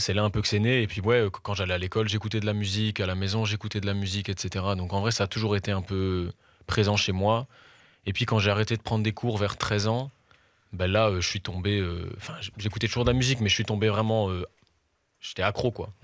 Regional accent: Brussels, Brussels-Capital Region, Belgium; je suis un chanteur, auteur, compositeur, interprète. Euh, je fais de la musique pop et je viens de Bruxelles

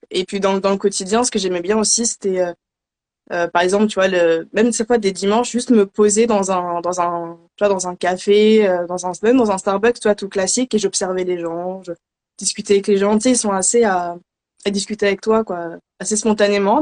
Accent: Paris region, Île-de-France, France; also born or lived in Philadelphia, United States; je suis de région parisienne

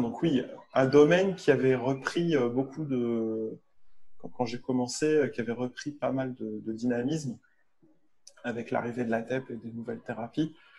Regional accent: Lille, Hauts-de-France, France; moved away; also born or lived in Paris; je suis lillois

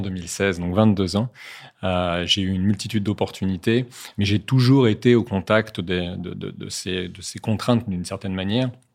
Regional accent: Saint-Malo, Brittany, France; moved away as an adult; also born or lived in Neuilly-sur-Seine / Paris / the Alps; à l'âge de 7 ans, je suis reparti en Bretagne. Enfin, plutôt, mes parents sont repartis en Bretagne à Saint-Malo pour être plus précis, où j'ai grandi

